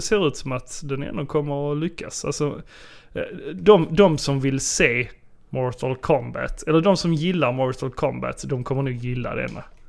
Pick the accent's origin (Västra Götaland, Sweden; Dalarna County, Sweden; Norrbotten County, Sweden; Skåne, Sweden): Skåne, Sweden; Sjöbo; moved away; Jag kom ju nyligen hem från eh, Sjöbo. Mm. Där jag eh, besökte mina föräldrar